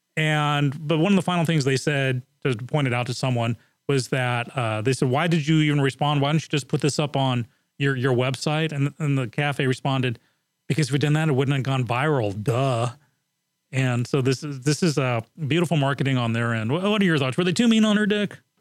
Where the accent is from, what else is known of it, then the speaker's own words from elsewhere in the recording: England, United Kingdom; moved away; I grew up in England, and in England, commercials are called ads